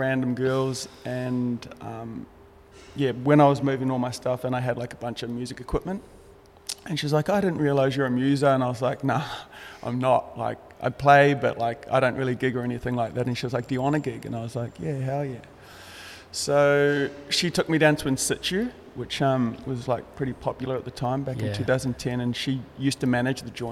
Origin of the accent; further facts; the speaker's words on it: Greytown, Wellington, New Zealand; I grew up in a little place called Greytown in the North Island of New Zealand.